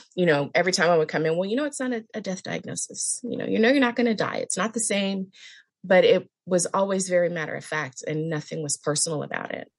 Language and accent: English; California, United States; now in Palm Springs, United States; I am in Palm Springs, California. California girl my entire life. I moved to Palm Springs a couple years ago